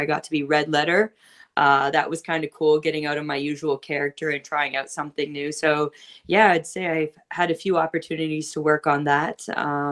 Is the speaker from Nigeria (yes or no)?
no; Don Kolov Arena hometown, Ontario, Canada; my hometown.